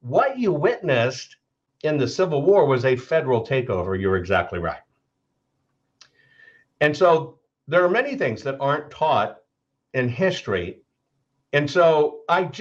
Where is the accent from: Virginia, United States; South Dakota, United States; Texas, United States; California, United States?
Texas, United States; I'm from Texas